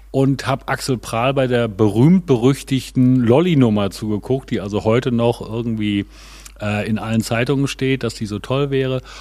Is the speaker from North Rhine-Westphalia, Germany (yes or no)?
yes; Gronau, North Rhine-Westphalia, Germany; Nee, ich komme aus dem Münsterland, also aus Gronau in Westfalen. Das ist an der deutsch-niederländischen Grenze ungefähr 50 Kilometer westlich von Münster.